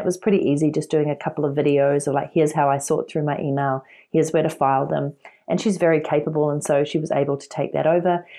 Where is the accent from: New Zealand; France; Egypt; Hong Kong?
New Zealand; moved away as an adult; I'm originally from New Zealand